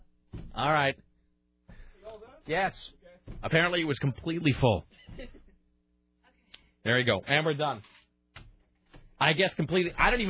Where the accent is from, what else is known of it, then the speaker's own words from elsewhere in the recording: United States; As an American.